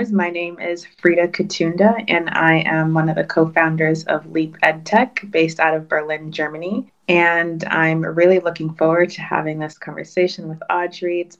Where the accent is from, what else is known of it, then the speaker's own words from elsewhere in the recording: Kinshasa, DR Congo; born there; I was born in Kinshasa